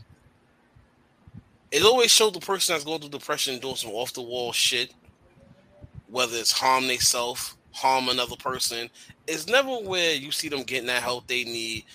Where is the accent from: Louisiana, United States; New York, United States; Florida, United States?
New York, United States; I've been in New York all my life